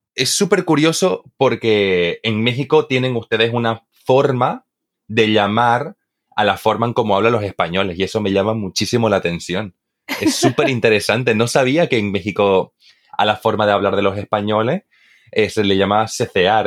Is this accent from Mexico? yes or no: no; eastern Bolivia, Bolivia; Yo, por ejemplo, que soy de Bolivia, Bolivia, eh, en, el oriente boliviano, es de donde yo soy